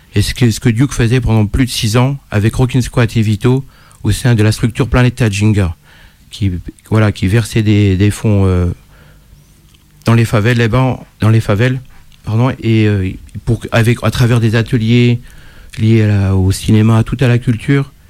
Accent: Dijon, Bourgogne-Franche-Comté, France; On est de Dijon tous les deux

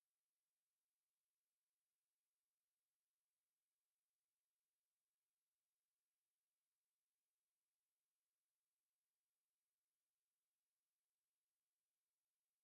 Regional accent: Houston, Texas, United States; Houston is my hometown

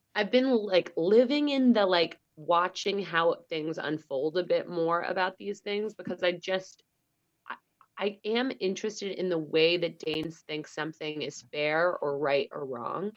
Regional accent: United States; now in Denmark; I'm American

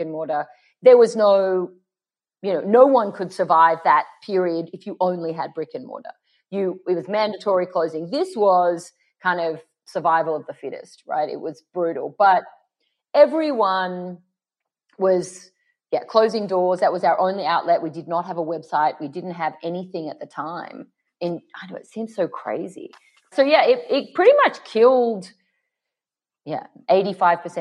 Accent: Sydney, New South Wales, Australia; moved away as an adult; now in Los Angeles, United States; our house in Paddington, where I grew up in Sydney

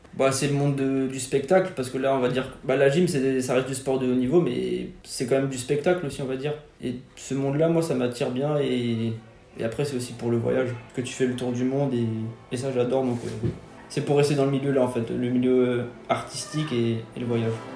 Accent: Forbach, Grand Est, France; moved away; quand j'étais petit, quand j'étais à Fort-Bas.

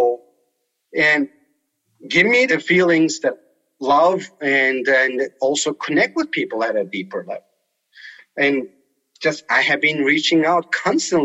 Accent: Turkey; English is a second language; also born or lived in Colorado; now in United States; I grew up playing soccer in Turkey.

